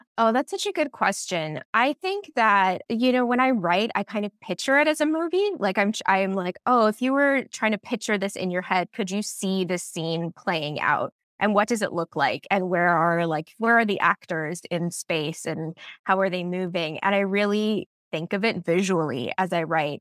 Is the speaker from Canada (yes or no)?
yes; Barry's Bay, Ontario, Canada; moved away as an adult; now in Toronto, Canada; I grew up in Barry's Bay where my book is set, and it's a very small town